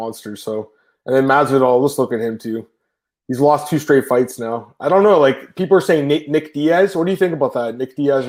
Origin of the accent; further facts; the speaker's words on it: Canada; I'm Canadian, right?